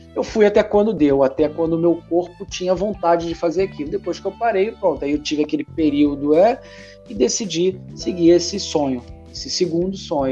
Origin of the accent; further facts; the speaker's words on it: Brazil; first language Portuguese; also born or lived in Portugal; now in Italy; as vogais do brasileiro são nasaladas